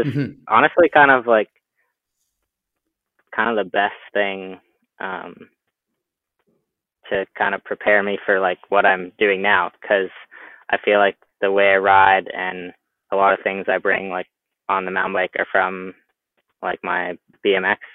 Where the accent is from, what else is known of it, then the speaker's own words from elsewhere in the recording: Squamish, British Columbia, Canada; this is just where I've grown up from when I was born